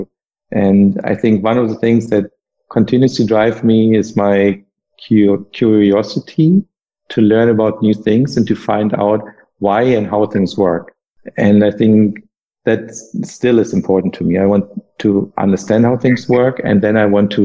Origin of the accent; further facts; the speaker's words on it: Germany; English is a second language; moved away as an adult; also born or lived in United States; I was able to explore my home country again after having been away for 7 years